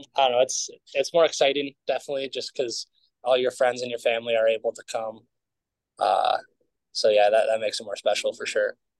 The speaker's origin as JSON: {"language": "English", "town": "Edina", "region": "Minnesota", "country": "United States", "tie": "born or raised there", "said": "growing up in Minnesota"}